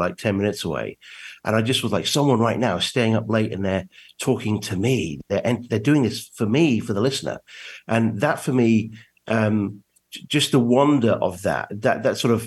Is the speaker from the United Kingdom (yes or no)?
yes; England, United Kingdom; moved away as an adult; also born or lived in New York, United States; now in West Virginia, United States; I was born in England and raised there.